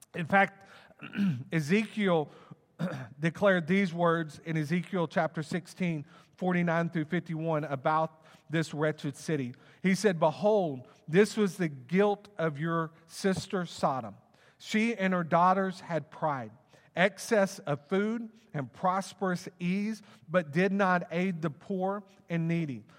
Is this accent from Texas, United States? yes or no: yes; Plano, Texas, United States; also born or lived in Wylie, Texas; I grew up in Plano, um, and, and, um, in between the, my sixth grade semester, we moved to Wiley